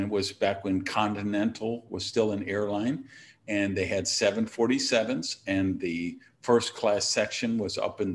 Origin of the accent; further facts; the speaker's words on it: Wisconsin, United States; I was born in Wisconsin, where we have 60 below wind chill factors in January